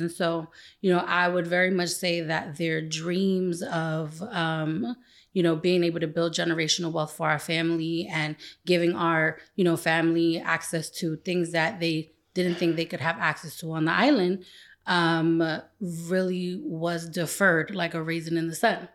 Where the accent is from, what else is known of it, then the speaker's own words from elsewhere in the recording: New York City, New York, United States; moved away; also born or lived in Los Angeles; I grew up in the East New York, Brownsville section of Brooklyn.